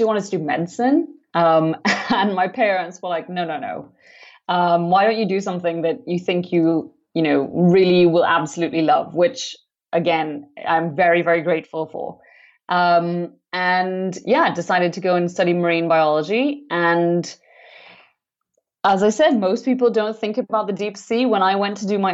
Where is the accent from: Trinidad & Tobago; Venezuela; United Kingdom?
Trinidad & Tobago; I grew up in the Caribbean on the islands of Trinidad and Tobago